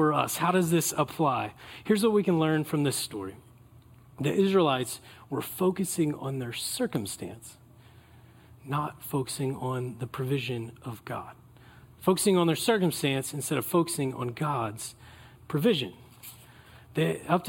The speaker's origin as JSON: {"language": "English", "region": "California", "country": "United States", "said": "we're from California"}